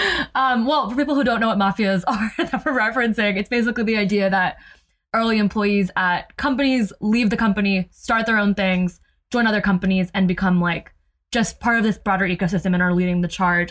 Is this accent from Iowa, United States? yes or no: no; New Jersey, United States; growing up in Jersey